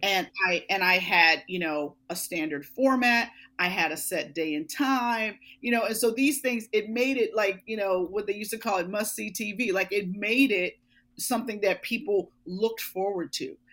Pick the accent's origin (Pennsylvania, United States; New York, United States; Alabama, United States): Pennsylvania, United States; Pittsburgh; born or raised there; moved away as an adult; now in Philadelphia, United States